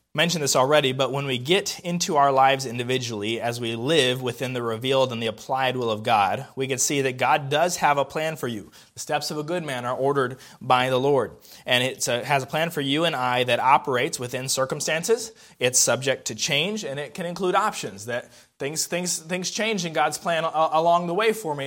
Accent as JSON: {"language": "English", "region": "the South", "country": "United States", "also_born_or_lived": "Indiana", "said": "I'm a Southerner."}